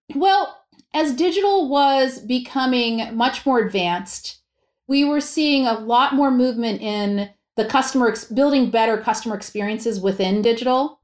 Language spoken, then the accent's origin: English; Pennsylvania, United States; also born or lived in New York; even though I was born in New York, my formative years and my school years were in Pennsylvania